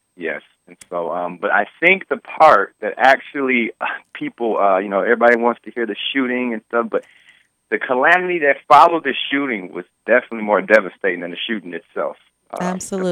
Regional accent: Detroit, Michigan, United States; I grew up in Detroit my entire life

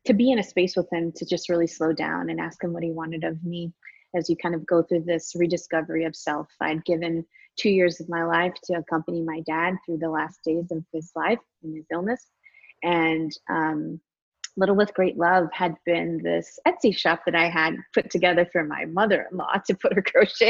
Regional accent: Michigan, United States; now in Austin, United States; I grew up in Michigan. I currently live in Austin, Texas

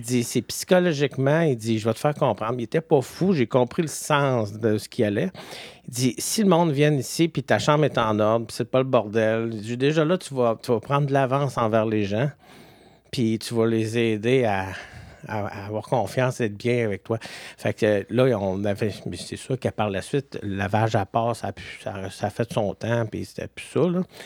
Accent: Quebec City, Quebec, Canada; je viens de Québec à Beauport

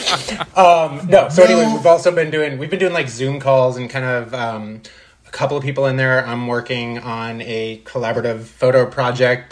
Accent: Boca Raton, Florida, United States; also born or lived in Long Island, New York; now in Los Angeles, United States; I was born in the suburbs of Long Island. Yeah. And then I moved to Boca Raton, Florida when I was 7

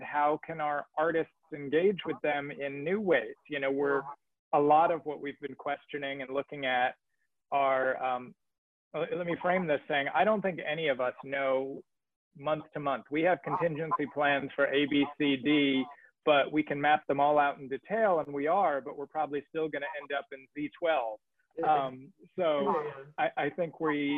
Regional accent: New York, United States; moved away; I'm from New York

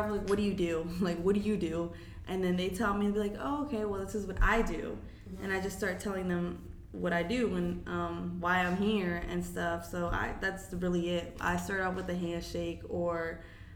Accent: Florida, United States; also born or lived in Mexico; I'm from Florida

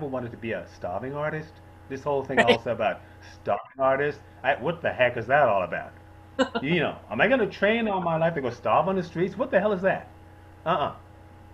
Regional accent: Bahamas; Growing up in the Bahamas, it's very traditional

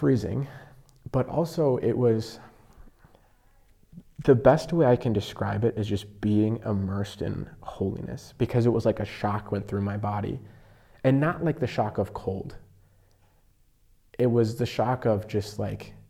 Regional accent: Rapid City, South Dakota, United States; moved away; I'm from Rapid City. Home parish was Blessed Sacrament, but now I'm a senior at Creighton.

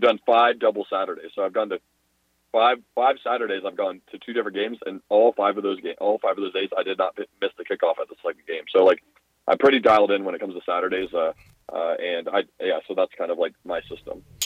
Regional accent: Orlando, Florida, United States; moved away as an adult; also born or lived in Washington, D.C.; now in Tucson, United States; I'm from Orlando, Florida.

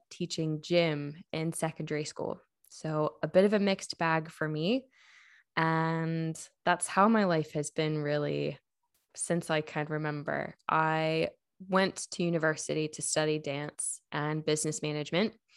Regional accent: United States; moved away as an adult; now in Ireland; I am not Irish. Um, I come from the States

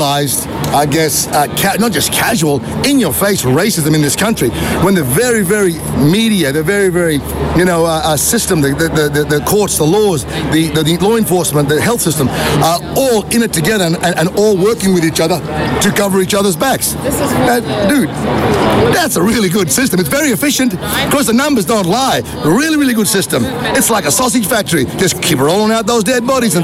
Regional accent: Gulf of Carpentaria, Queensland, Australia; I'm from the Wanyangada and Gungala peoples in the Gulf of Carpentaria

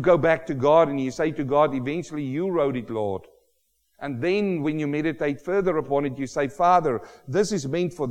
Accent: South Africa; now in Australia; I, as a South African

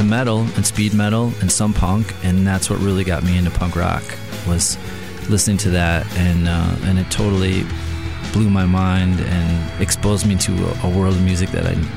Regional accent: Menomonee Falls, Wisconsin, United States; now in Milwaukee, United States; I grew up in Menominee Falls

